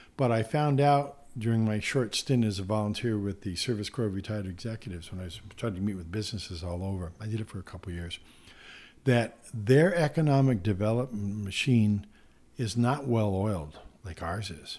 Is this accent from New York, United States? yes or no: yes; North Country, New York, United States; the North Country, my hometown